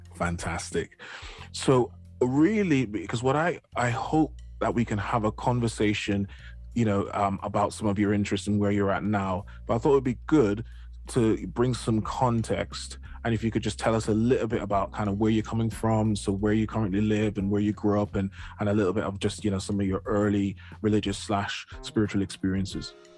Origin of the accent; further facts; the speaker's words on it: Jamaica; moved away; I grew up in Jamaica, I hadn't been to any other Caribbean island um, before I left Jamaica